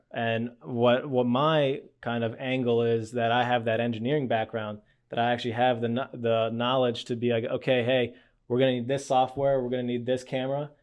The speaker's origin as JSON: {"language": "English", "town": "Lititz", "region": "Pennsylvania", "country": "United States", "tie": "born or raised there", "said": "I grew up in Lidditz"}